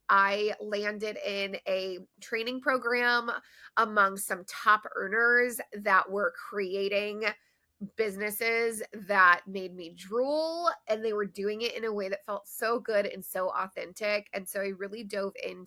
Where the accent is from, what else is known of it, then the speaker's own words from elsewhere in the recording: Detroit, Michigan, United States; moved away as an adult; also born or lived in Maryland / Chicago / Denver; I grew up in Metro Detroit in Michigan